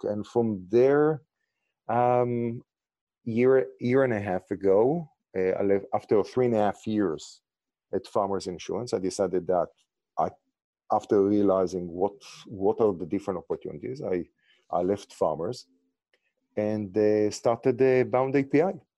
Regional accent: Israel; English is a second language; moved away as an adult; also born or lived in New York; now in Los Angeles, United States; originally, as you can hear from my accent and name, I'm from Israel

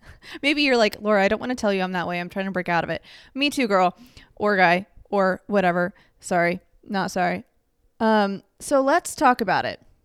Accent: Dallas, Texas, United States; moved away as an adult; now in Los Angeles, United States; growing up in Dallas

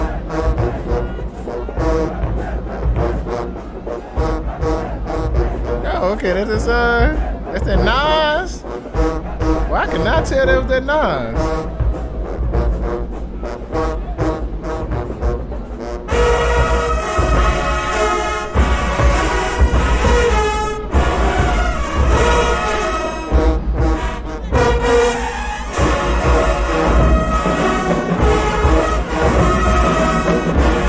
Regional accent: Texas, United States; I'm from Texas.

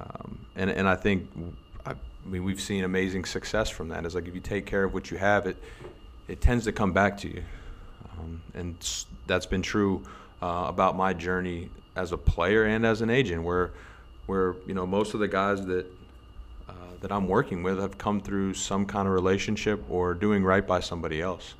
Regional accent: United States; moved away as an adult; as an American player

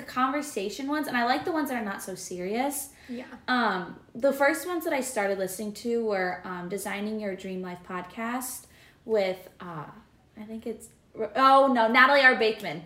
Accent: Cedar Rapids, Iowa, United States; I'm from Cedar Rapids, Iowa, which is in eastern Iowa, and I am cent- currently in central Iowa

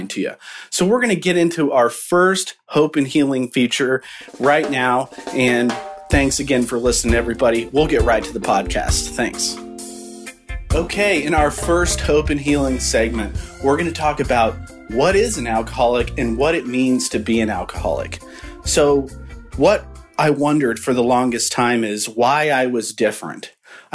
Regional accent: Midwest, United States; we're from the Midwest

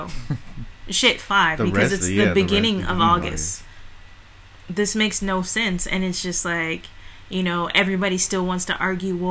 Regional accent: San Jose, California, United States; we are from San Jose. We're based out of San Jose, California

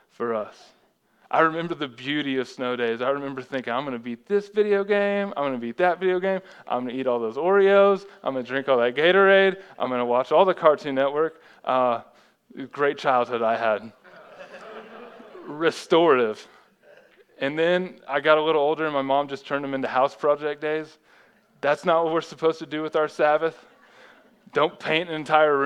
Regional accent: Texas, United States; growing up in Texas, anytime it would snow over half an inch, like the whole state would shut down.

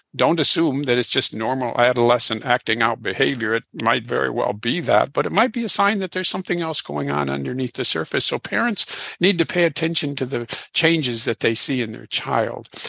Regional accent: Illinois, United States; now in Houston, United States; I'm originally from Illinois

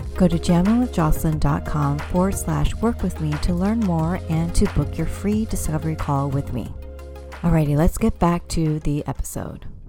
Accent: United States; I identify as an American-born Cantonese woman, meaning I'm considered a second generation immigrant because my parents immigrated to the U S from overseas, specifically Hong Kong.

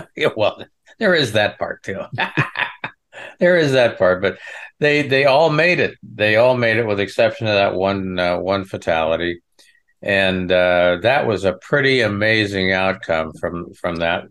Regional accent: Western Nebraska, United States; I'm from the Midwest. I, you know, I'm, was born in Western Nebraska on a ranch

